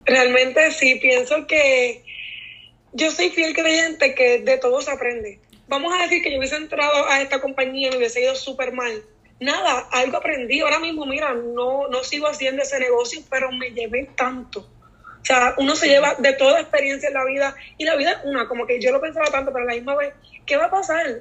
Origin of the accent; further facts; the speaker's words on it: Naranjito, Puerto Rico; soy de Naranjito y soy maestra